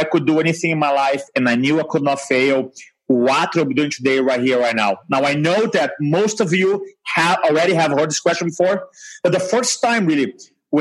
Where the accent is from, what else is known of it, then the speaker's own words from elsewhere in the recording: Brazil; first language Portuguese; English is a second language; moved away as an adult; also born or lived in England / New Jersey; now in United States; I grew up in Brazil